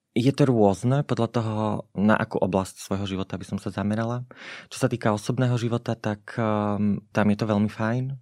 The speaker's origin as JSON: {"language": "Slovak", "town": "Spišská Nová Ves", "region": "Košice Region", "country": "Slovakia", "tie": "born or raised there", "said": "Ja som sa narodila v Spiskej Novej Vsi, kde doteraz žijem"}